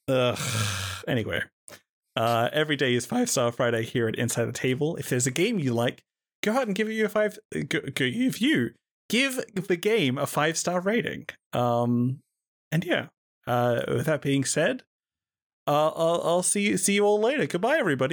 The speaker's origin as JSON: {"language": "English", "country": "Australia", "said": "I'm Australian"}